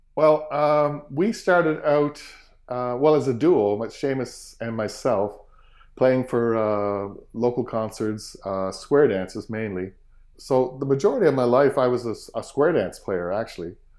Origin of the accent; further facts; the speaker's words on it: Sydney Mines, Nova Scotia, Canada; growing up in Sydney Mines, we had a piano at the house